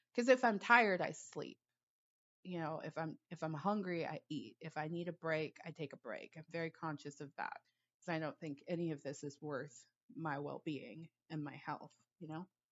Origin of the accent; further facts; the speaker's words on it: Los Angeles, California, United States; I grew up in Los Angeles